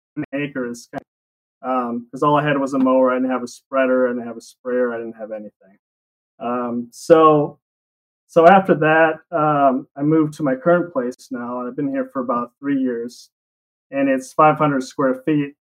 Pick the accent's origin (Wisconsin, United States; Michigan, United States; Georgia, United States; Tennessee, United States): Wisconsin, United States; La Crosse; accent: Wisconsin; also born or lived in Utah; I grew up here